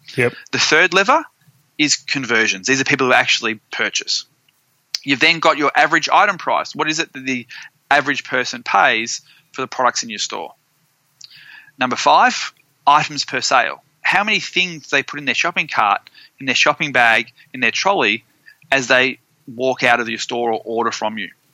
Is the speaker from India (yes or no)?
no; Australia; moved away; also born or lived in Florida; being an Aussie